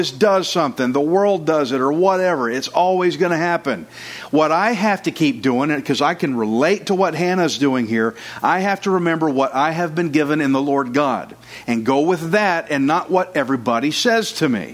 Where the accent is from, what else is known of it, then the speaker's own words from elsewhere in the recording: Texas, United States; I'm Texan. I'm redneck